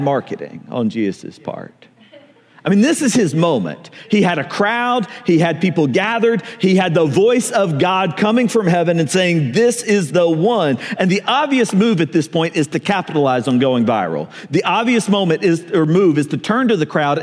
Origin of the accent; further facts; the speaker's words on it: American South, United States; I grew up in the American South